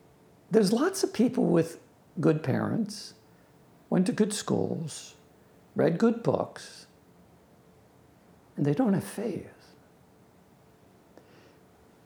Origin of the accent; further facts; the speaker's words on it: Long Island, New York, United States; I grew up in Long Island, New York